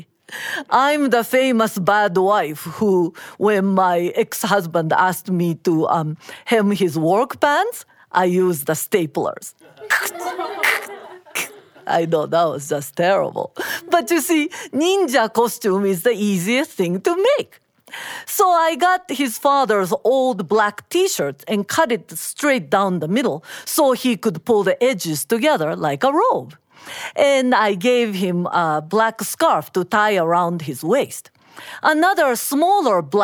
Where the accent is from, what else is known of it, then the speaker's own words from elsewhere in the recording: Osaka, Japan; moved away as an adult; now in Massachusetts, United States; I grew up in Osaka, Japan, and came to Massachusetts in mid-80s as an exchange student to the University of Massachusetts